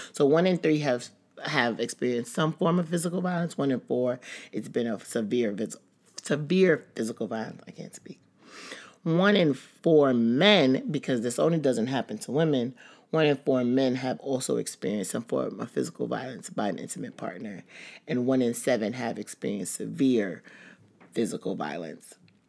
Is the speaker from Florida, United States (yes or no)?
no; Bronx, New York, United States; Like, growing up in the Bronx